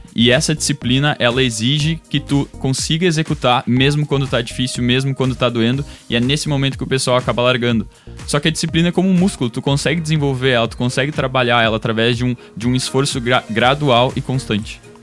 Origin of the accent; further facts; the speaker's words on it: Dois Irmãos, Rio Grande do Sul, Brazil; now in Porto Alegre, Brazil; Eu sou natural de dois irmãos, moro em Porto Alegre desde os meus 17 anos.